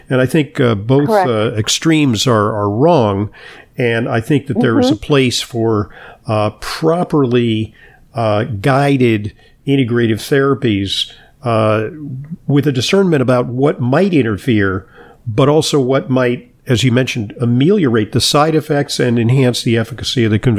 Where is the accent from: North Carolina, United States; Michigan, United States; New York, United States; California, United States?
California, United States; Santa Monica; in my hometown of Santa Monica, California. That's actually where I grew up.